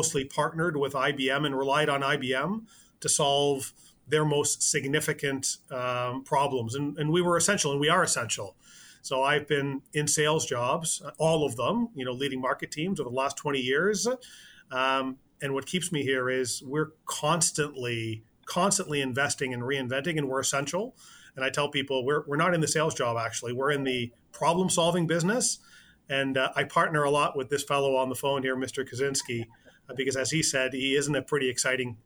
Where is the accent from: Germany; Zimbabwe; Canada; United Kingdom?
Canada; I am Canadian